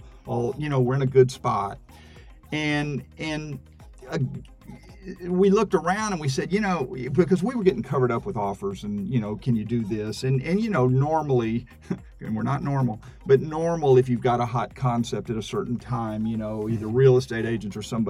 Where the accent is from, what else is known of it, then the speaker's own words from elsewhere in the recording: Houston, Texas, United States; I grew up in Houston